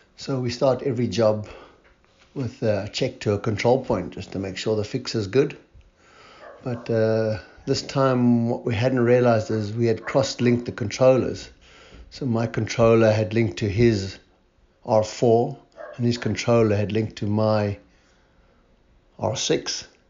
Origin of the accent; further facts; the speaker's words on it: Cape Town, Western Cape, South Africa; I'm from Cape Town, South Africa